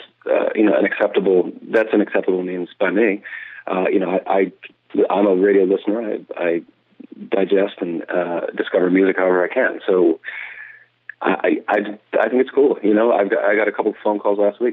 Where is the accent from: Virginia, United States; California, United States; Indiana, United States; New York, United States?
Virginia, United States; Lexington; I grew up in Lexington, Virginia, in Rockbridge County, which is in southwestern Virginia.